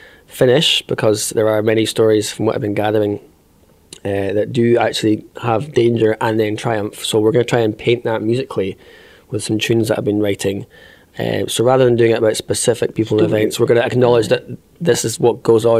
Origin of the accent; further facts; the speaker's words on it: south side of Loch Ness, Scotland, United Kingdom; growing up, I'm from the south side of Loch Ness, so I'm not from Bremer